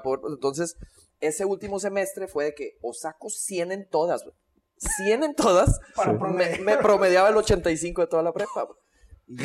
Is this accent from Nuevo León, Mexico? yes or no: yes; Monterrey, Nuevo León, Mexico; born or raised there; also born or lived in Mexico City